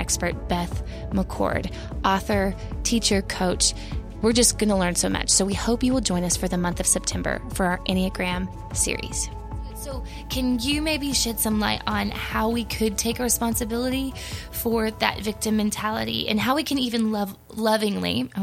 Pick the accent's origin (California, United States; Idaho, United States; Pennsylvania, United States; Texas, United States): Texas, United States; accent: Texas; my Texas accent